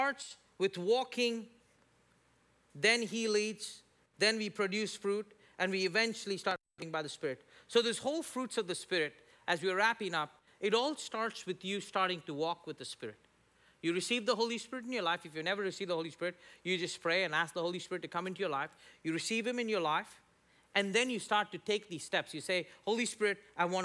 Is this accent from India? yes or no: yes; India; now in United States; me as an Indian